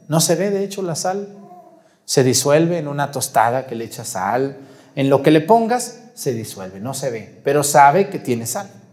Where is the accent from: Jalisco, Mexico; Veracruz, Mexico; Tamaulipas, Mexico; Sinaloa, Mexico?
Jalisco, Mexico; Mexticacán; moved away; donde yo nací, allá en Mesticacán